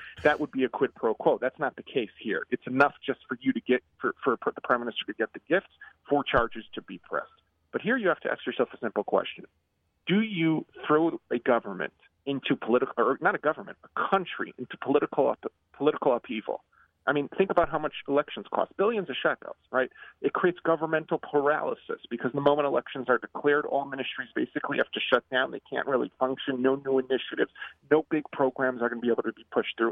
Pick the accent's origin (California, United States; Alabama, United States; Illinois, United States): Illinois, United States; Chicago; now in Israel; I grew up in Chicago before moving to Israel